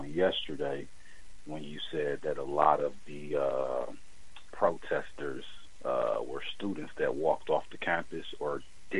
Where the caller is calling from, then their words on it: Milwaukee, Wisconsin, United States; I'm chiming in from Milwaukee, Wisconsin.